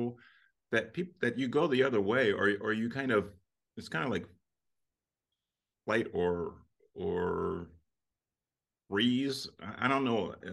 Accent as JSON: {"language": "English", "town": "Salisbury", "region": "Maryland", "country": "United States", "tie": "born or raised there", "said": "the Eastern Shore where I grew up"}